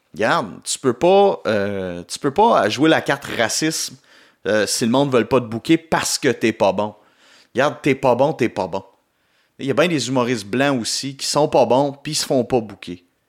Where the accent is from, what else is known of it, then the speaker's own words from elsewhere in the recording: Gatineau, Quebec, Canada; de retour chez nous à Gatineau